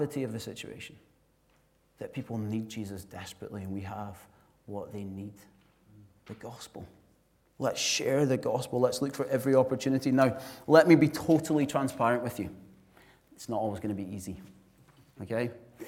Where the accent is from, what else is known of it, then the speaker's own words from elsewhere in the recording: Glasgow, Scotland, United Kingdom; I'm from Glasgow